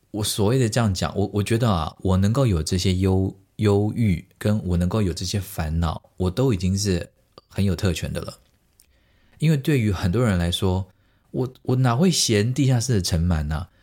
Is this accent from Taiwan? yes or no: yes; Taiwan; moved away as an adult; now in Giessen, Germany; 我是从台湾来的